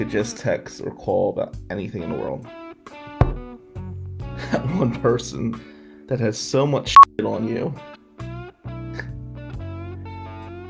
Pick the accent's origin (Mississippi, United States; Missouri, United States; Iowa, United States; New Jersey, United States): New Jersey, United States; Atlantic City; I was from Atlantic City.